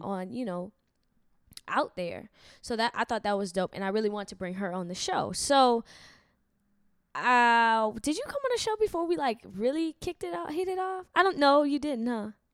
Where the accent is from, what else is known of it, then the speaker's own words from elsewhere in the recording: Lafayette, Louisiana, United States; I'm from Louisiana, Uh-huh. Lafayette, Louisiana, the, the actual south.